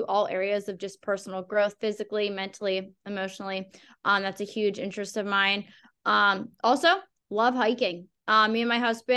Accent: Pittsburgh, Pennsylvania, United States; I grew up in Pittsburgh, specifically like the North Hills area, and lived there most of my life

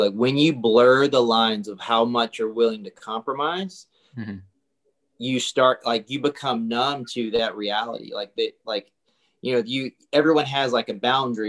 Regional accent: South Carolina, United States; moved away as an adult; also born or lived in Charlotte, North Carolina / Florence, South Carolina / Los Angeles; I grew up in a really, really small town in South Carolina.

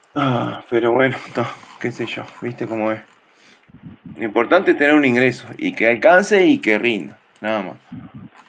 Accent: Uruguay; nosotros somos uruguayos

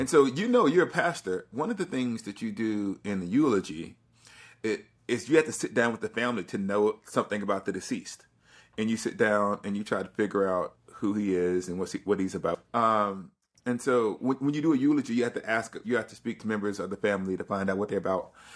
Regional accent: Alabama, United States; I'm from the South, I'm from Alabama

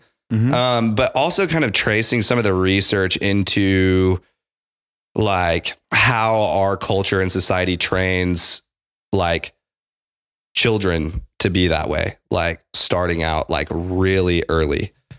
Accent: Midwest, United States; so growing up in the Midwest, like, this is an aside.

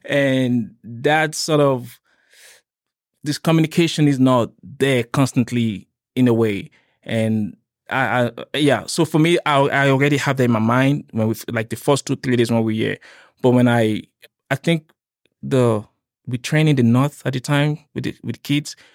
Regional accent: Nigeria; also born or lived in Cape Town, South Africa; now in Lethbridge, Canada; I'm from Nigeria

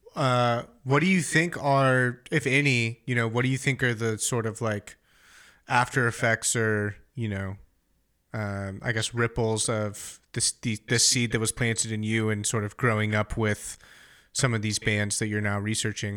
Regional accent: United States; as an American

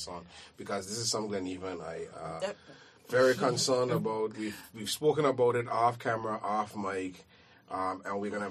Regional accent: The Valley, Anguilla; when I was a young boy growing up in Valley School

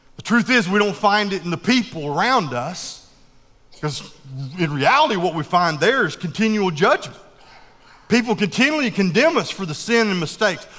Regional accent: the South, United States; we down south call Yui.

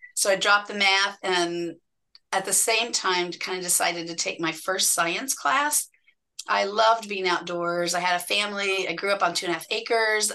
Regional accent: Indianapolis, Indiana, United States; I grew up and just outside of Indianapolis, Indiana

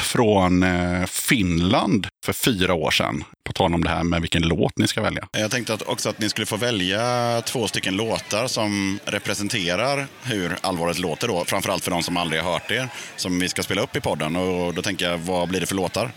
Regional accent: Aneby, Jönköping County, Sweden; moved away; also born or lived in Tranås; jag är från eh, Aneby, Vireda, Hullared

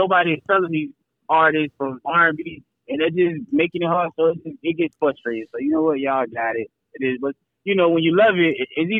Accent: East Coast, United States; growing up on the East Coast

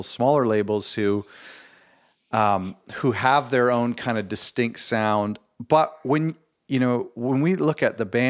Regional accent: Canada; I'm Canadian

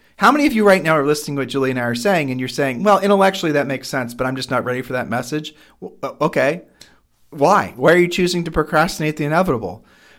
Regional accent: Ohio, United States; we are from Ohio

